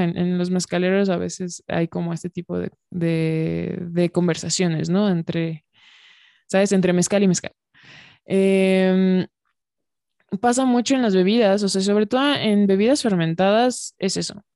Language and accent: Spanish; Mexico